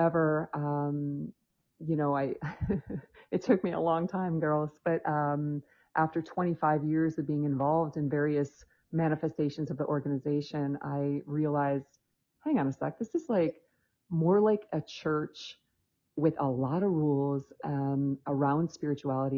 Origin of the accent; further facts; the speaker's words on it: Michigan, United States; moved away; also born or lived in Spain; I was born in Michigan, and I'm actually living back in Michigan right now